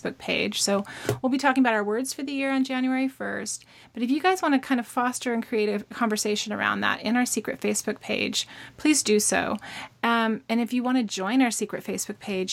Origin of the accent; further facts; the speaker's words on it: Alta Loma, California, United States; now in Northern California, United States; I lived in Altaloma, which is a little suburb over by Upland, Ontario, the base of Mount Baldy